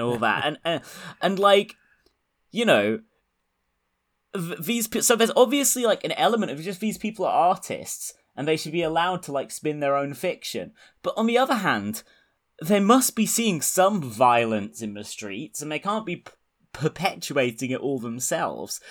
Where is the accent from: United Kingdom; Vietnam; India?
United Kingdom; I'm British